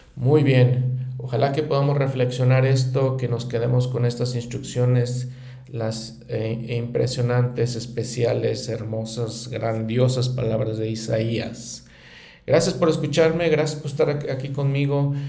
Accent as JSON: {"language": "Spanish", "country": "Mexico", "said": "en mi país como México"}